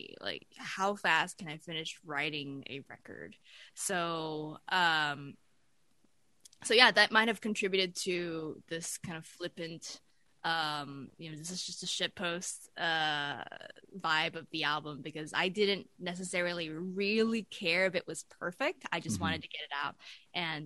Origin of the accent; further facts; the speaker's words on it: Taipei, Taiwan; moved away as an adult; I grew up in Taipei for the first 18 years of my life